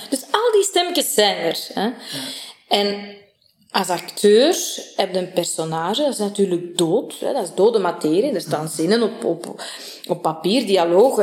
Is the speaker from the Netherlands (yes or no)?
no; Sint-Niklaas, Flanders, Belgium; ik ben in Sint-Niklaas geboren en getoren, getogen